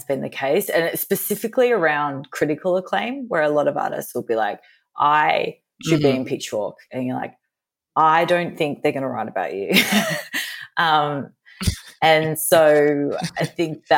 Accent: Australia; moved away as an adult; also born or lived in United States; I'm Australian

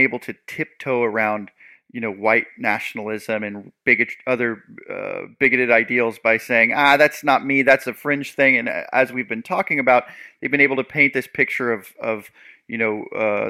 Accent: Seattle, Washington, United States; I'm from the Pacific Northwest, the Seattle area

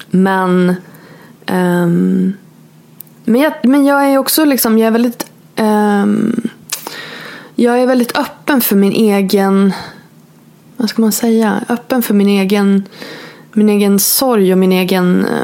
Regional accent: Norrland, Sweden; moved away as an adult; jag flyttade eh, från Norrland till Borås när jag var 22

